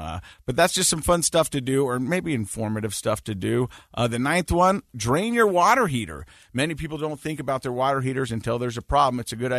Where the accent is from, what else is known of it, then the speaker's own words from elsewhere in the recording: Utah, United States; I'm from Utah.